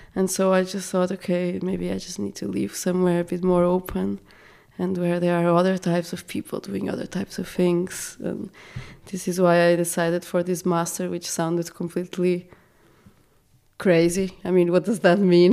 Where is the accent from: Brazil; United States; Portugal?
Portugal; now in Austria; I come from Portugal